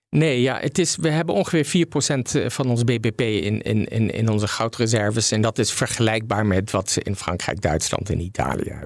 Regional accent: Netherlands; we als Nederlanders

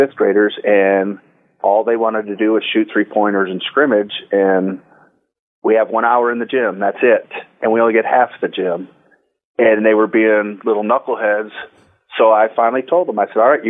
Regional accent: Detroit, Michigan, United States; I grew up in Detroit, Michigan, a child of the 60s

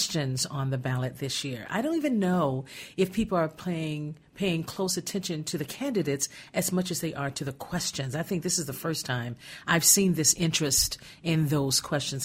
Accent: Gary, Indiana, United States; moved away; I grew up in Gary, Indiana

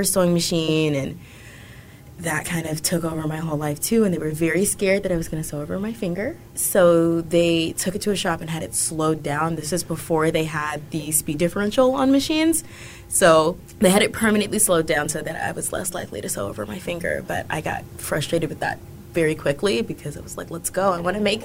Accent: rural Alabama, United States; now in Austin, United States; I'm actually from rural Alabama

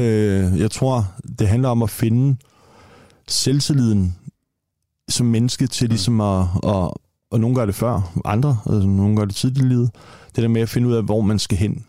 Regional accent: Copenhagen, Capital Region of Denmark, Denmark; født og opvokset i Tingbjerg

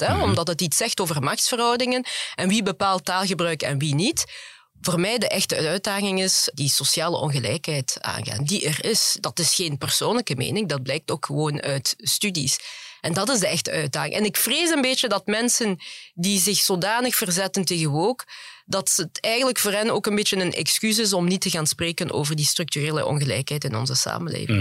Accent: Flanders, Belgium; also born or lived in Congo; want ik ben vooral in Vlaanderen opgegroeid. Ik ben ook in Vlaanderen naar school gegaan.

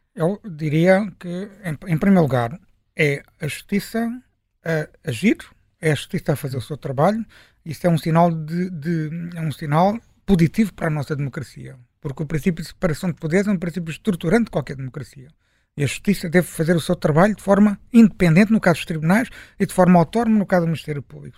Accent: Portugal; enquanto português, enquanto jornalista

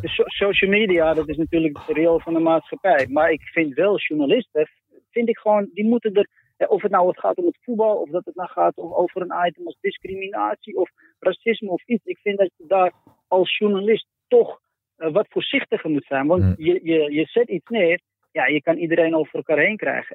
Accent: Amsterdam, North Holland, Netherlands; En ik ben Amsterdammer, dus bij Ajax ook

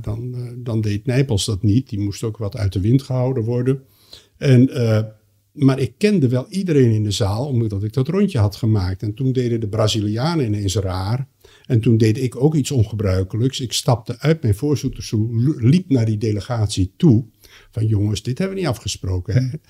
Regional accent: Netherlands; ik kom uit Nederland en ben opgeleid in die Nederlandse traditie

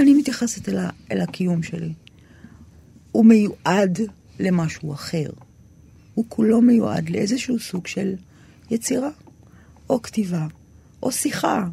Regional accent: Tel Aviv-Yafo, Tel Aviv District, Israel; אני גדלתי ביפו ג'

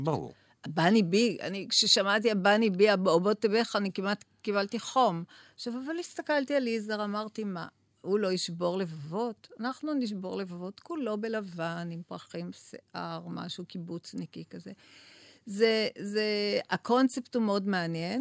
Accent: Tel Aviv, Tel Aviv District, Israel; אני המגוחכת מתל אביב

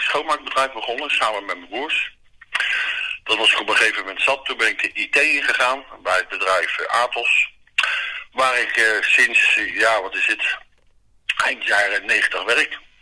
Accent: The Hague, South Holland, Netherlands; na mijn dienst ben ik teruggegaan waar ik geboren ben, dat is op de Haagse Markt

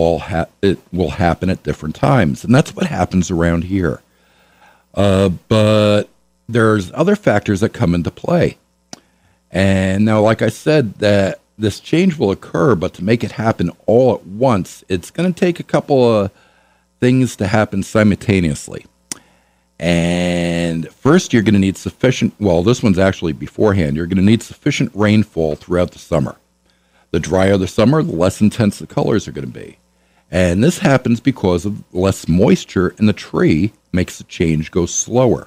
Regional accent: New York, United States; now in La Crosse, United States; I'm originally from New York.

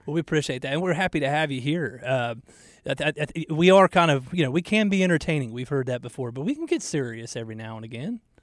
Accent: Atlanta, Georgia, United States; now in Charlotte, United States; growing up in Georgia, like we would never get snow. I mean, you get snow sometimes in North Carolina and Charlotte, but we, I mean, in Atlanta, we never got snow

